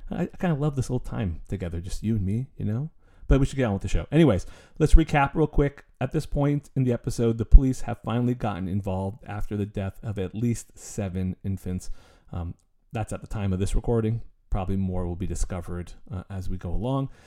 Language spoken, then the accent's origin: English; Canada; I'm actually Canadian